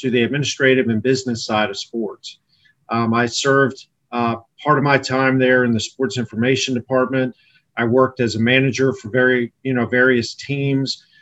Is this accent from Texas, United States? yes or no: no; Sterling, Virginia, United States; I grew up in Northern Virginia, Loudoun County, uh, went to Parkview High School in Sterling